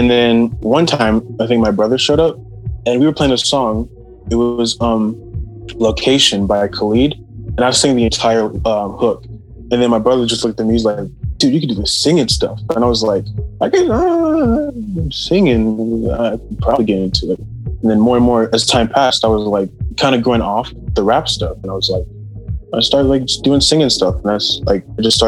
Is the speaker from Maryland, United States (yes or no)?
yes; Maryland, United States; I'm from Maryland.